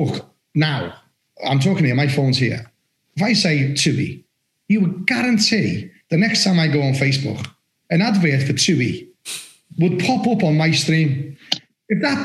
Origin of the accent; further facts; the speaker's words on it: Liverpool, North West England, United Kingdom; accent: Scouse; moved away as an adult; now in Somerset, United Kingdom; I'm from Liverpool